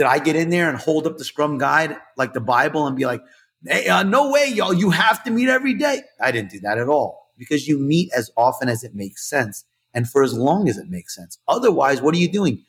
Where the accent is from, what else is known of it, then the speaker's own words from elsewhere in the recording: New York, United States; I'm from New York, so I talk with my hands